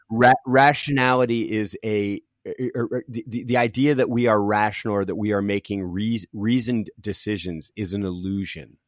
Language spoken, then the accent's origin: English; Philadelphia, Pennsylvania, United States; also born or lived in Los Angeles; now in Cincinnati, United States; I grew up in Philadelphia on the East Coast, and I'm a. I'm so East Coast